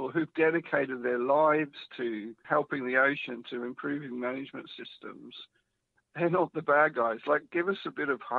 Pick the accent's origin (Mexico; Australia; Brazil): Australia; Melbourne, Victoria; now in United Kingdom; you probably can't tell because I've been in the UK over 20 years, but I am an Australian. Stop it. so I'm from Melbourne.